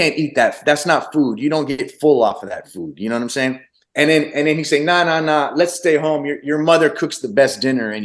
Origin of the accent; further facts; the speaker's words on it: Michigan, United States; first language Arabic; English is a second language; I'm an Arab kid going to a white school in the middle of Michigan.